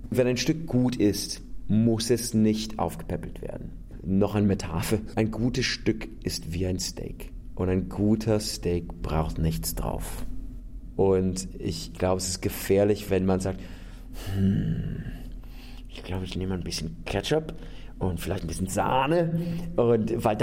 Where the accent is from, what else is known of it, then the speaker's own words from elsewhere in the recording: United States; German is a second language; now in Austria; Es gibt diese Situation in Europa, ich bin Amerikaner, ich lebe in einem Land, wo ich nicht wählen darf.